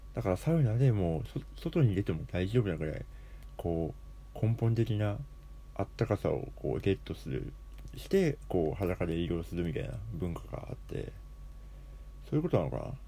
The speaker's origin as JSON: {"language": "Japanese", "region": "Hokkaido", "country": "Japan", "tie": "born or raised there", "said": "地元が北海道っていうところなので"}